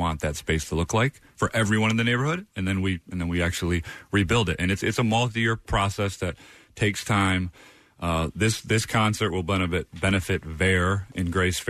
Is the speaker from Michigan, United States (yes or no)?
yes; Detroit, Michigan, United States; moved away; also born or lived in Houston; I grew up in Detroit